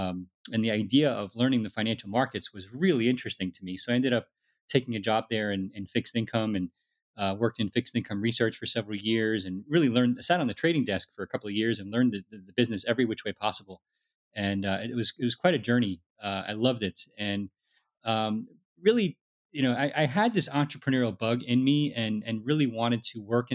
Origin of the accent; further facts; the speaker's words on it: New York City, New York, United States; I was born in the Bronx and immigrant family from Italy and kind of typical, like middle class family trying to make it out to the suburbs